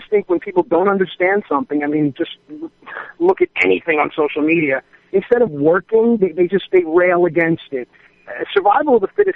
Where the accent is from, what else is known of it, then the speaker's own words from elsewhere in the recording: New York, United States; I grew up in New York with four sisters